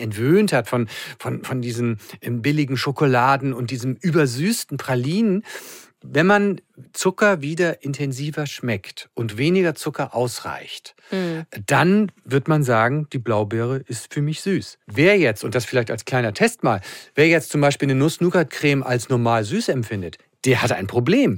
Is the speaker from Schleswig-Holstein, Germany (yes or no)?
yes; Schleswig-Holstein, Germany; now in Hamburg, Germany; als Schleswig-Holsteiner